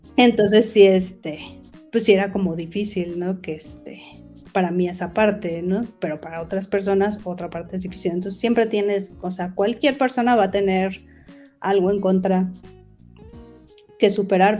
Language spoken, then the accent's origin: Spanish; Mexico City, Mexico; yo soy de la Ciudad de México